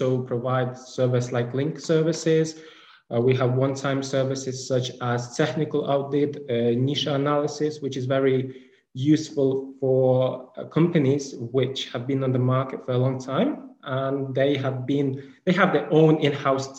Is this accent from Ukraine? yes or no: yes; Ukraine; also born or lived in Kyiv; I'm from Ukraine. So right now I'm in Ukraine in Kiev